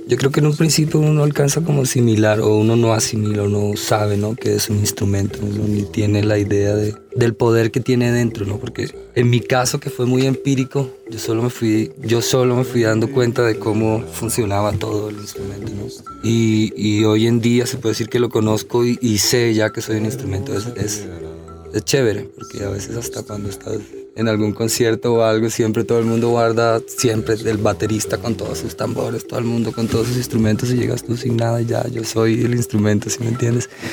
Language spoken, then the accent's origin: Spanish; Riohacha, La Guajira, Colombia; now in Bogotá, Colombia; vengo de ribacha de La Guajira. Llegué aquí en el 92, en el año 92, llevo un buen tiempo en Bogotá.